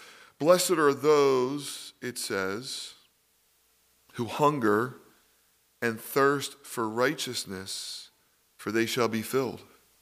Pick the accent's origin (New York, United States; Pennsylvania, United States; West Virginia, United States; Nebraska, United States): Pennsylvania, United States; Philadelphia; Because I was raised in Philly, we used to go to sports games.